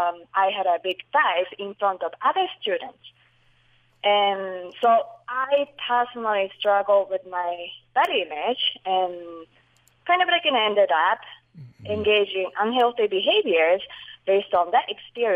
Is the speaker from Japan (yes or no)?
yes; Japan; moved away; I grew up in Japan